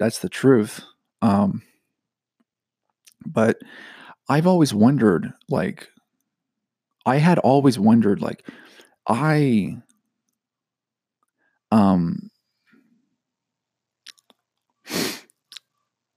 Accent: Georgia, United States; I'm from Georgia

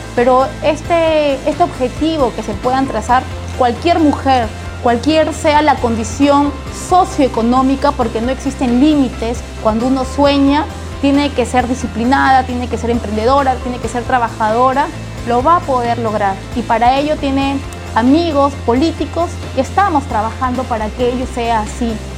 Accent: Lima, Peru; also born or lived in La Victoria, Lima / Santiago de Surco, Lima; yo nací en La Victoria, pero me crié entre Villa María del Triunfo

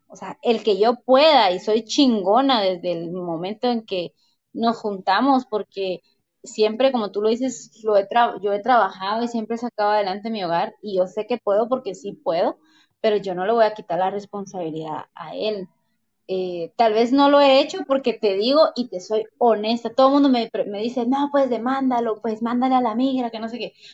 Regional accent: Guatemala; ¿de dónde eres? Pues de Guate

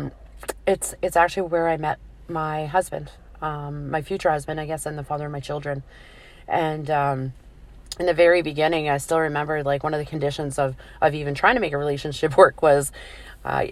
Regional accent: Glace Bay, Nova Scotia, Canada; moved away as an adult; also born or lived in Alberta; I grew up in Cape Breton. I was, at Glace Bay, Nova Scotia. That was my old stomping grounds. And I left Nova Scotia when I was 19 and I moved to Alberta.

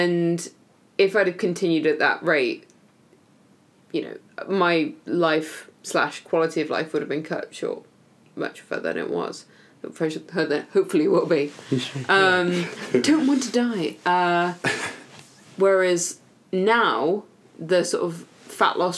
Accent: United Kingdom; I say that like I'm not British

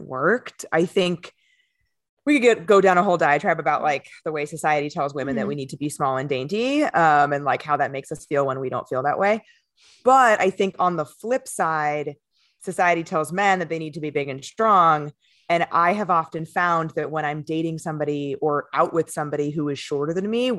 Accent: California, United States; moved away as an adult; now in New York City, United States; I'm from California originally

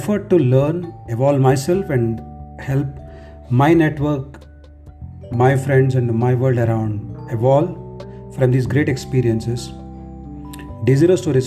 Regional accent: Telangana, India; I'm from Telangana state.

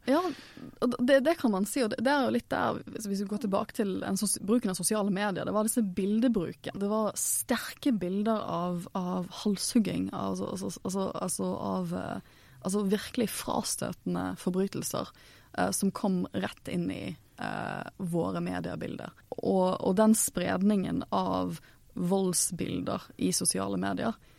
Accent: Norway; jeg er jo norsk

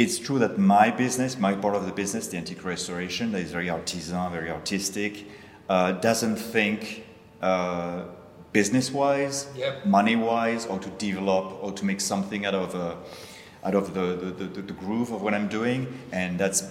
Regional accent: southern France, France; English is a second language; moved away as an adult; now in New York, United States; I'm French, south of France, parents, grandparents, everybody in antiques.

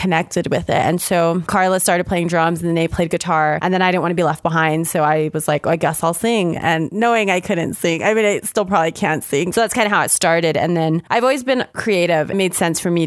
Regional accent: Las Cruces, New Mexico, United States; also born or lived in Albuquerque, New Mexico; We are New Mexico born and raised. I was born and raised in Las Cruces.

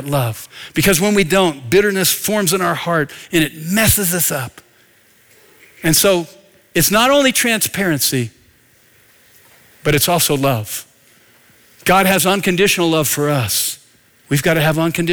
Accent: north of Philadelphia, Pennsylvania, United States; moved away; I grew up in Pennsylvania, north of Philadelphia

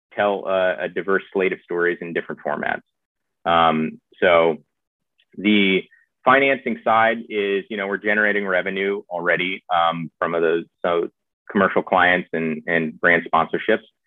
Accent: the South, United States; I was raised in the South

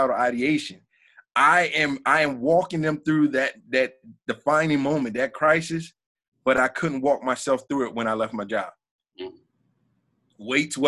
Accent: South Florida, United States; I grew up in South Florida

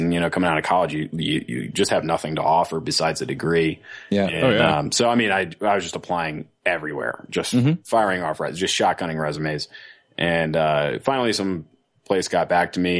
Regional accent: North Carolina, United States; also born or lived in Virginia / Washington, D.C.; now in Denver, United States; I'm from North Carolina originally.

